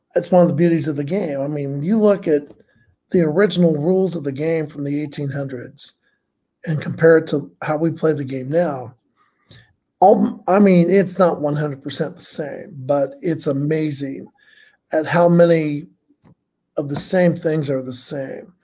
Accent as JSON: {"language": "English", "town": "Muncie", "region": "Indiana", "country": "United States", "tie": "born or raised there", "said": "I grew up in Muncie, grew up as a grew up a Reds fan, Muncie, Indiana"}